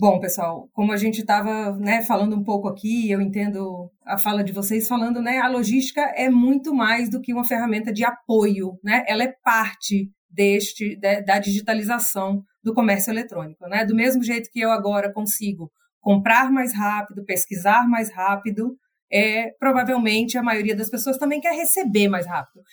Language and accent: Portuguese; interior of the Northeast, Northeast Region, Brazil; now in São Paulo, Brazil; o artesão lá do interior do Nordeste, de onde eu sou, até aqui eu que moro em São Paulo